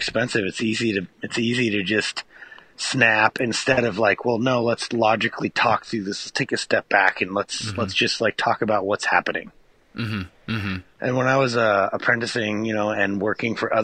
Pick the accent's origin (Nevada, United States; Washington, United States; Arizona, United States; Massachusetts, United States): Washington, United States; Bellingham; here I am back in my hometown